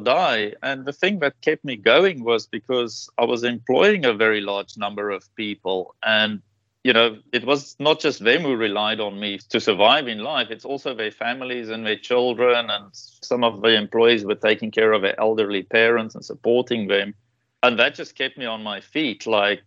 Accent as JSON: {"language": "English", "country": "South Africa", "tie": "born or raised there", "moved": "as an adult", "lives_now": "Taiwan", "said": "I grew up in South Africa"}